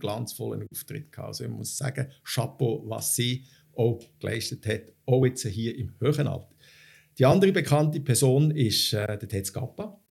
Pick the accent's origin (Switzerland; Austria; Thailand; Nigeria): Switzerland; bei uns in der Schweiz